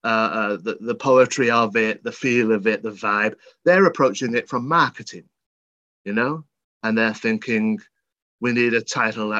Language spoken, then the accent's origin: English; Worsley, North West England, United Kingdom; I'm not from Birmingham, but I'm from the Northwest. So I'm from Manchester, Worsley, the seat of the Industrial Revolution